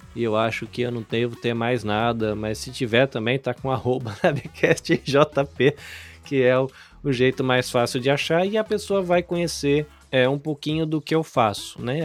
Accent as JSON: {"language": "Portuguese", "country": "Brazil", "moved": "as an adult", "lives_now": "Kosai, Japan", "said": "sou brasileiro, vivo no Japão"}